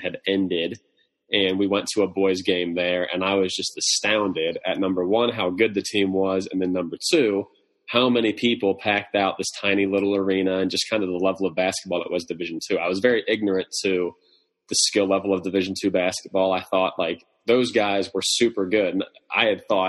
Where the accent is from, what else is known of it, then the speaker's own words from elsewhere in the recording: Harrisburg, Pennsylvania, United States; I grew up in Pennsylvania, lived my entire life in Harrisburg, PA